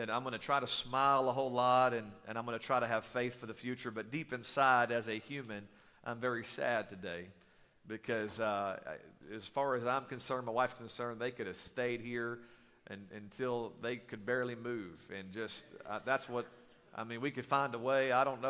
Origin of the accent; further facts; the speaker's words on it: East Texas, United States; I grew up in East Texas. I still don't know where it's at. It's in the middle of nowhere. They say you blink, you'll miss it.